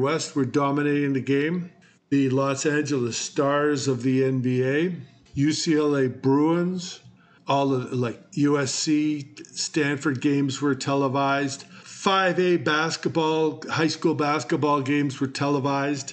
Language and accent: English; Coquitlam, British Columbia, Canada; also born or lived in Denmark; I grew up in Coquitlam and played all the sports